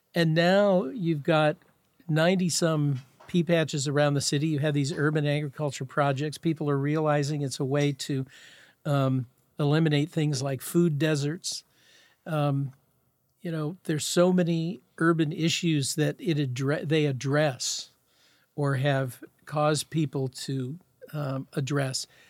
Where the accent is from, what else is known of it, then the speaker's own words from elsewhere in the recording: Seattle, Washington, United States; I grew up in Garlic Gulch, and Garlic Gulch, Rainier Valley